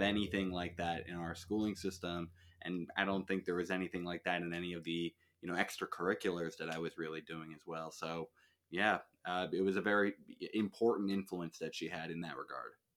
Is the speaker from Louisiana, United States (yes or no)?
no; Suffern, New York, United States; I'm from, uh, New York. I am from this place called Suffern